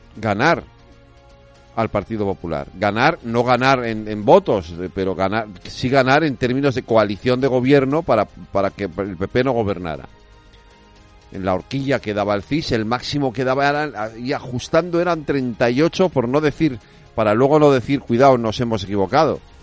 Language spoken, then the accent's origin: Spanish; Galicia, Spain; yo soy gallego